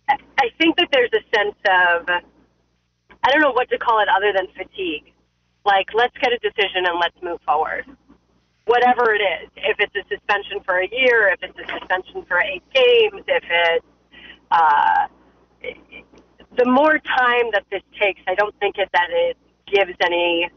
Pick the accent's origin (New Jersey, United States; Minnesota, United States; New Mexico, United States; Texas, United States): New Jersey, United States; also born or lived in New York; now in Pittsburgh, United States; I was born in New York. I grew up in New Jersey.